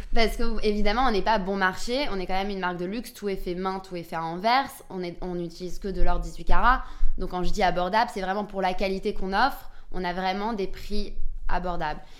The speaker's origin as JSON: {"language": "French", "town": "Antwerp", "region": "Flanders", "country": "Belgium", "tie": "born or raised there", "also_born_or_lived": "London", "moved": "as an adult", "said": "je viens aussi d'Anvers, d'une famille diamantaire. Donc mon papa, il est diamantaire à Anvers. À 18 ans, pareil, j'ai bougé à Londres"}